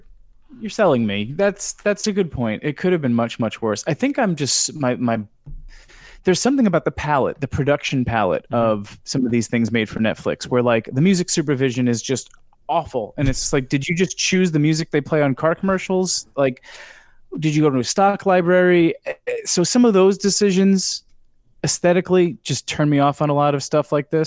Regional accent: New York, United States; Well, I'm a New Yorker.

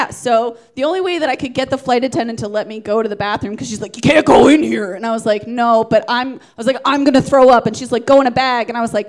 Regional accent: Atlanta, Georgia, United States; Georgia. Do you remember Atlanta, Georgia?

